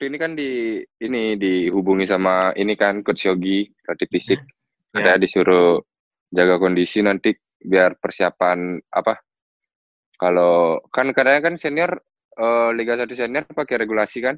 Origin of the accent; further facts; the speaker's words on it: Denpasar, Bali, Indonesia; also born or lived in Singaraja; asli Bali tapi Balinya itu di Singaraja. Oke. Okay. Singaraja. Terus jadi kan udah dari kecil tinggal di Denpasar.